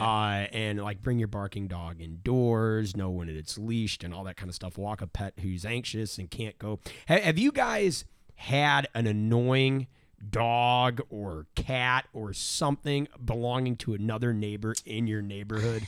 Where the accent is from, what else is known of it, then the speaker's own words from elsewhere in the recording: St. Louis, Missouri, United States; I'm from Saint Louis